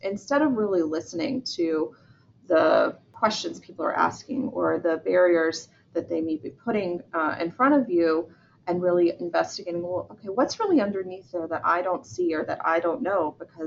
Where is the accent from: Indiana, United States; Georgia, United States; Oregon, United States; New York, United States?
Georgia, United States; I'm from Georgia in the southern part of the United States.